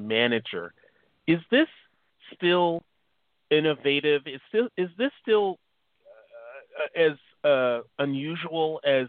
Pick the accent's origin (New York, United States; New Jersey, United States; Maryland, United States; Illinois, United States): Illinois, United States; Chicago; now in California, United States; I'm originally from Chicago. And so being from the Midwest